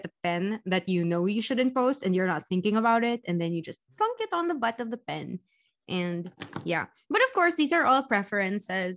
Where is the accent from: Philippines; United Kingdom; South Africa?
Philippines; we're totally fans of being Filipino ourselves